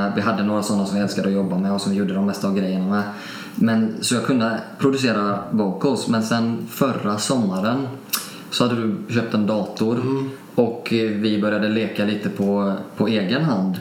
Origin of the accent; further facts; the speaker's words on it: Alingsås, Västra Götaland, Sweden; Jag är uppvuxen lite utanför Alingsås